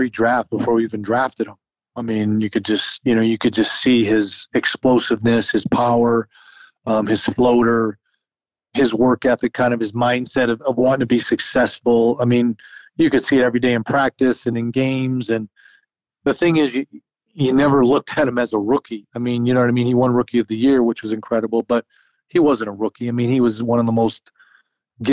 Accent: Massachusetts, United States; moved away; growing up in Massachusetts, growing up with the Celtics

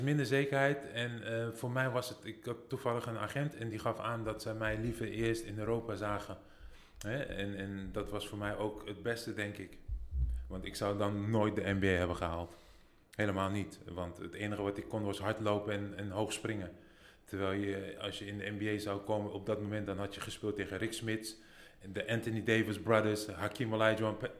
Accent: Netherlands; moved away as an adult; also born or lived in United States; ik kom uit Nederland

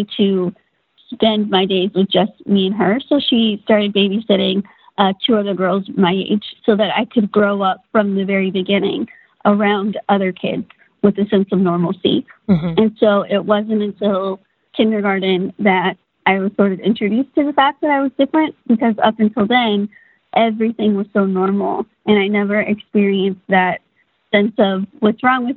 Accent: Austin, Texas, United States; was born in Austin, Texas, my parents' first child

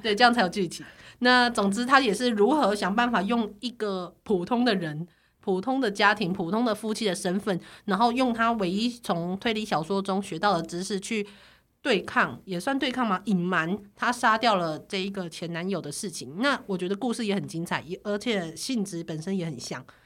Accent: Taiwan; 从小在台湾长大的我

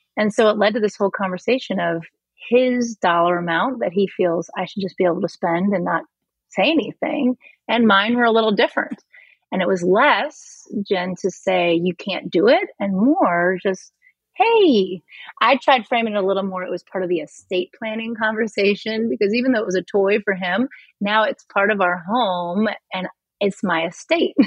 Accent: Missouri, United States; moved away; I'm from Missouri original, and I'm uh, originally, and I'm from the Show Me state.

